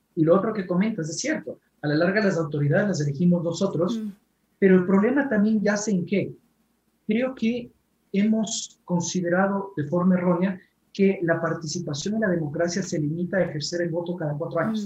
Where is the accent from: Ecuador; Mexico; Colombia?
Ecuador; nosotros como ecuatorianos